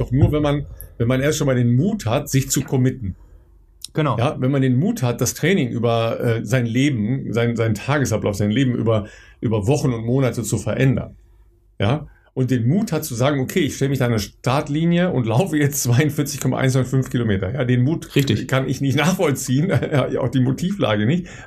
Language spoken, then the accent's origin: German; North Rhine-Westphalia, Germany; ist ähm, im Mai 75 in Dülmen, ja, das ist äh, in der Nähe meiner Heimat in, äh, im, im Münsterland